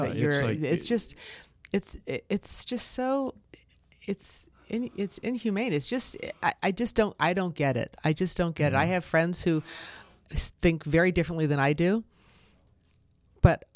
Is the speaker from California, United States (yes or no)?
yes; San Francisco, California, United States; I grew up in San Francisco and everything we did was based on our parish